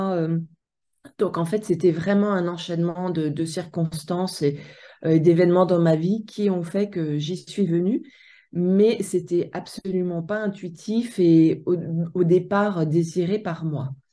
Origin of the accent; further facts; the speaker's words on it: Haute-Savoie, Auvergne-Rhône-Alpes, France; moved away as an adult; je viens de Haute-Savoie et j'ai évolué entre le lac Léman